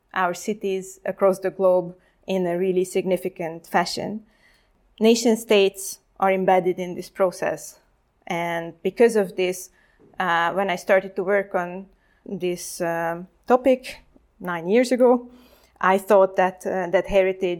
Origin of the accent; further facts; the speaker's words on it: Hungary; I am from Hungary, so it's a neighboring country of Ukraine, and I grew up in exactly with this post-Cold War transformation